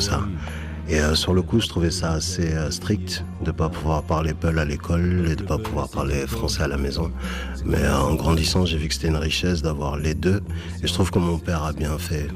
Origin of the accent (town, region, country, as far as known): Bordeaux, Nouvelle-Aquitaine, France; born or raised there; also born or lived in Senegal